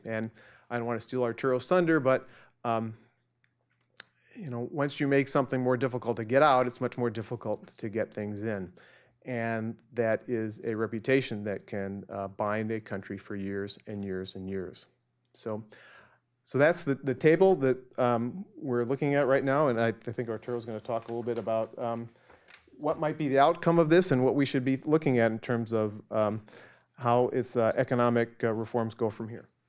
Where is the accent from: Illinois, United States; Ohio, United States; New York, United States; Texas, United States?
Illinois, United States; Central; born or raised there; moved away